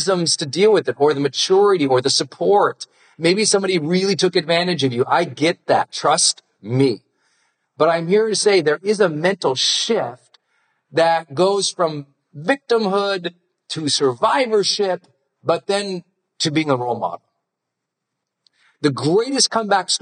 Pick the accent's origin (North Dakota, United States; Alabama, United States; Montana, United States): Montana, United States; I'm from Montana.